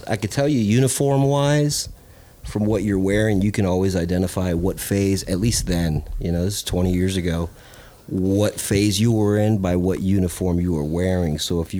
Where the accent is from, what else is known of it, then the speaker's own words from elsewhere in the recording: North Carolina, United States; We spent a small portion growing up in North Carolina, and I remember my old man taught me how to shoot his .22 Winchester.